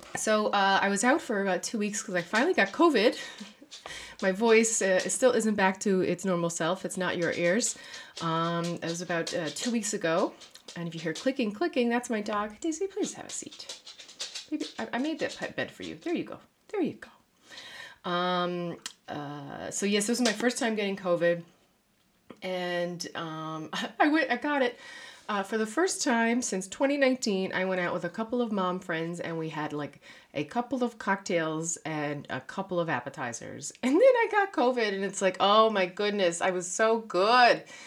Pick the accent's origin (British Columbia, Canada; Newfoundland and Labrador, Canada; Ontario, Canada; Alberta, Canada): Newfoundland and Labrador, Canada; moved away as an adult; now in Netherlands; a Newfoundlander and Canadian living in the Netherlands